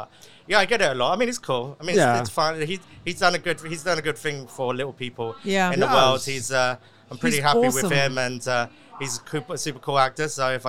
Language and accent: English; London, United Kingdom; now in Dubai, United Arab Emirates; I'm very proud of being half Colombian, half English, of course, by speaking, you know, from a London. I'm like a Londoner.